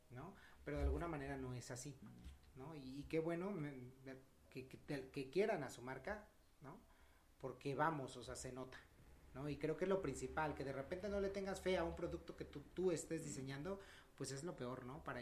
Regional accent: Mexico; si bien nosotros apreciamos como dijimos, mexicanos el mezcal

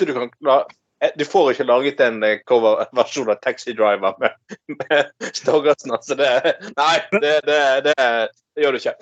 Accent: Bergen, Vestland, Norway; Jeg er faglært kokk fra Bergen. I am a faglært kokk. Kokk fra Bergen, fra Salmon Bay, fra Laksvåg.

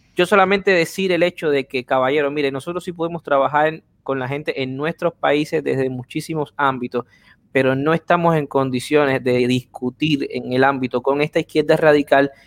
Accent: Cuba; Unirnos como cubanos

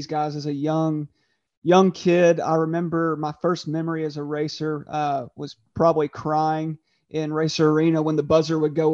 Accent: Murray, Kentucky, United States; growing up just in Murray

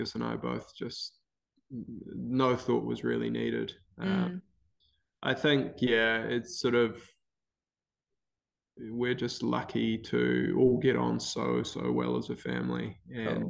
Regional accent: Wellington, New Zealand; I grew up in Wellington.

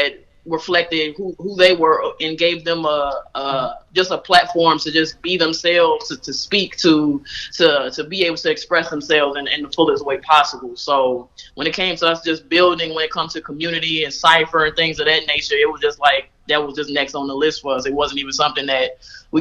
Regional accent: Chicago, Illinois, United States; I'm originally from Chicago. I'm from the west side of Chicago, Austin

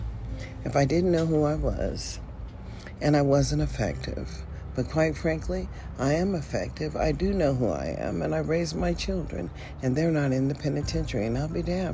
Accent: United States; I am an American citizen, period.

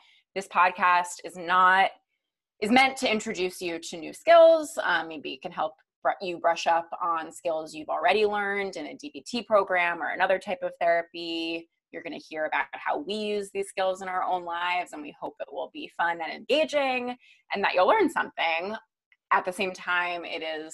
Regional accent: East Coast, United States; I grew up on the East Coast

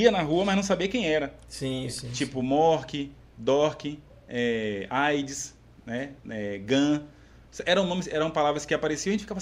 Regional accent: Brazil; Minha família é bem conhecida lá no, no, no, Parque São Paulo. Eu moro aqui no, no Parque São Paulo.

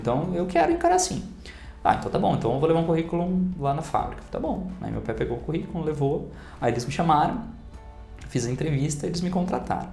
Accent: Indaiatuba, São Paulo, Brazil; da cidade de Indaiatuba, onde eu nasci e cresci

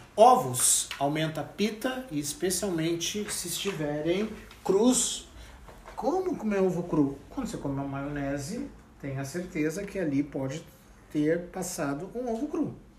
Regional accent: Rio Grande do Sul, Brazil; eu sou gaúcho

